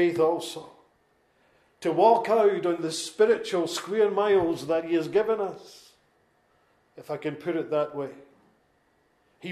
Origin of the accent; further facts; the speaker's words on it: Lanarkshire, Scotland, United Kingdom; accent: Lanarkshire; my Lanarkshire accent